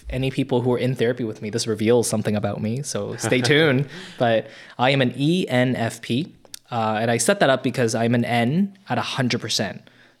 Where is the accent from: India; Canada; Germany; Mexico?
Canada; Toronto, Ontario; So I grew up in North Toronto. I was an immigrant, and then I moved to North Toronto